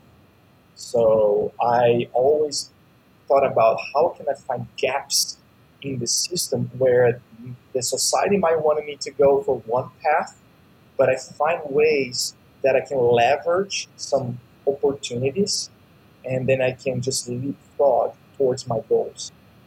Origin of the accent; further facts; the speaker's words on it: Uberlândia, Minas Gerais, Brazil; now in United States; I grew up in a small town, relatively small in Brazil, called Uberlândia, more on the countryside of Brazil.